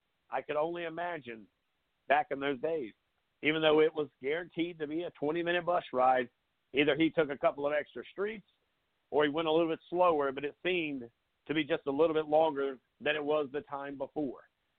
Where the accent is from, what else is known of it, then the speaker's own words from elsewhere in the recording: Surfside Beach, South Carolina, United States; now in Summerville, United States; I've never lived in Conway. I've spent a lot of time over on that side of the river as I grew up in Surfside